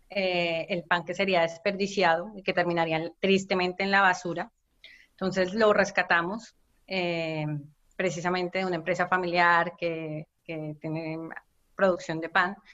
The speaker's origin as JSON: {"language": "Spanish", "country": "Colombia", "moved": "as an adult", "lives_now": "Barcelona, Spain", "said": "soy colombiana"}